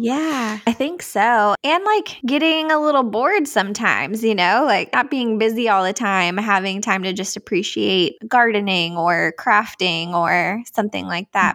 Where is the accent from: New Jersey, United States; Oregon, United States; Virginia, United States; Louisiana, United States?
Virginia, United States; outside of Richmond; moved away; also born or lived in Tennessee; I grew up outside of Richmond, Virginia, so on the East Coast